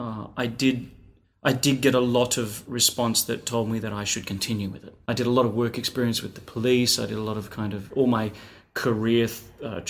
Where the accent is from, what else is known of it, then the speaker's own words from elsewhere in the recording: Queensland, Australia; I grew up single mother in Queensland, and I was raised with my grandparents for about 14 years